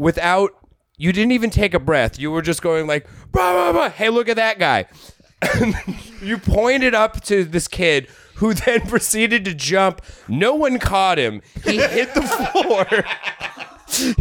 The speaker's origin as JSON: {"language": "English", "town": "Denver", "region": "Colorado", "country": "United States", "said": "I'm from Denver, Colorado."}